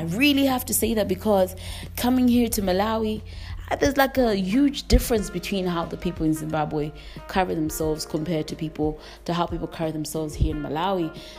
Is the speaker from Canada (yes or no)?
no; England, United Kingdom; constantly moving between all these dynamics from the places that I've grown up in. And in England, growing up in England gave me a whole other side of being free.